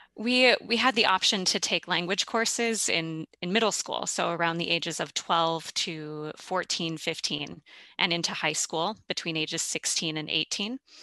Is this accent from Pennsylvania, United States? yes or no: no; St. Louis, Missouri, United States; moved away as an adult; also born or lived in Minneapolis, Minnesota; I was born in Saint Louis, Missouri, and moved up to Minneapolis for college.